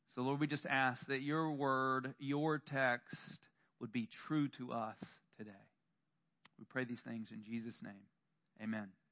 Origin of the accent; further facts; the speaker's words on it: the South, United States; I grew up in the South, and up until I was 18